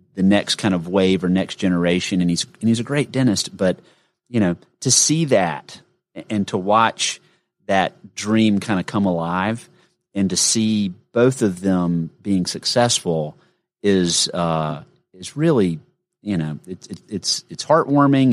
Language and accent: English; Gainesville, Georgia, United States; I grew up in Gainesville, Georgia